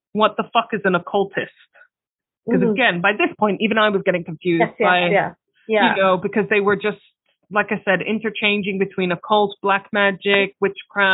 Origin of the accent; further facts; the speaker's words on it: Palestine; I come from Palestine where everyone is religious